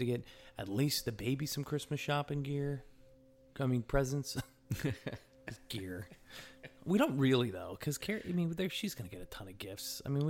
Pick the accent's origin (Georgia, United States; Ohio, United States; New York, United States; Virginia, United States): New York, United States; also born or lived in Connecticut / New Jersey; now in Indiana, United States; I'm from the East Coast. I'm from the East Coast, right, guys? All right. Patrick, you know that, right? I'm from New York and Connecticut.